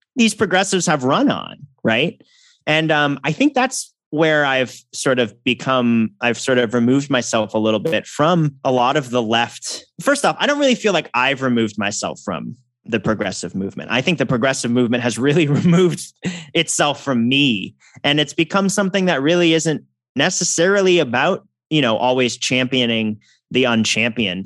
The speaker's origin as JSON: {"language": "English", "region": "Massachusetts", "country": "United States", "said": "from my home state, Elizabeth Warren"}